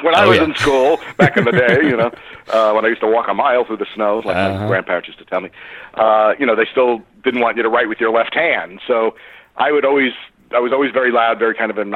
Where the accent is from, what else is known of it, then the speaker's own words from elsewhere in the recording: Long Island, New York, United States; moved away as an adult; also born or lived in Columbus, Ohio / Los Angeles; when I was 12 years old growing up on Long Island